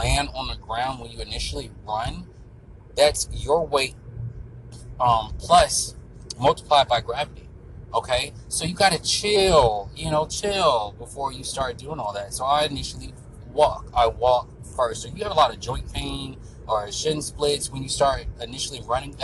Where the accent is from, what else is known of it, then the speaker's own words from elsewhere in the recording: Florida, United States; I'm from Florida.